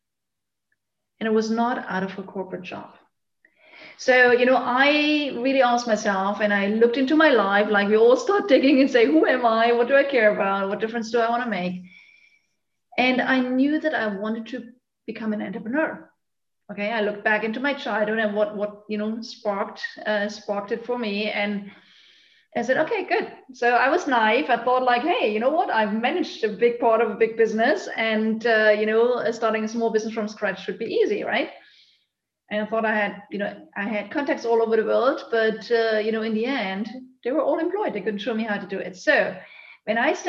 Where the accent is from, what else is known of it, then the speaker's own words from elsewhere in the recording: eastern Germany, Germany; I grew up actually in Eastern Germany